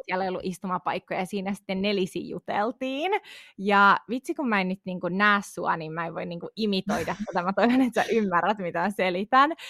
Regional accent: Tampere, Pirkanmaa, Finland; also born or lived in Pirkkala; on siis asunut koko lapsuuteni niinku Tampereella

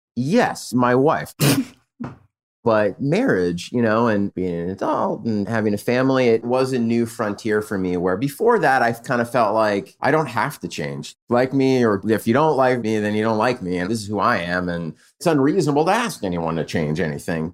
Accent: San Diego, California, United States; now in Los Angeles, United States; And from San Diego, I grew up in Southern California.

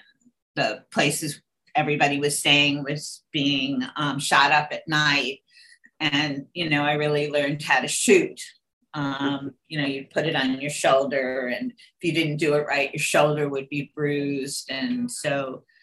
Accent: Scarsdale, New York, United States; I grew up in Scarsdale, New York, which was, you know, a very relatively safe place.

